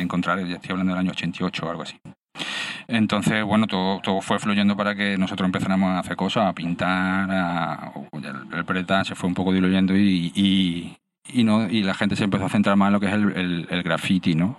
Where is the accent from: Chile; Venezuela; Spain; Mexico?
Spain; Málaga, Andalusia; yo vivo en Málaga, nací en Málaga y sigo viviendo en Málaga.